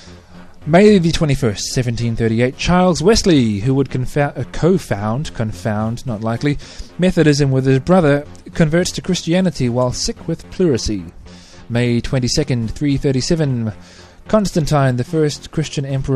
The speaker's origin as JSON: {"language": "English", "country": "New Zealand", "said": "I'm a New Zealander"}